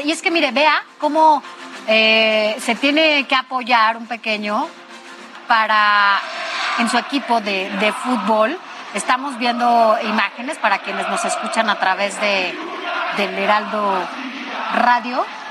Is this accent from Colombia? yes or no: no; Mexico; ¿cómo somos los mexicanos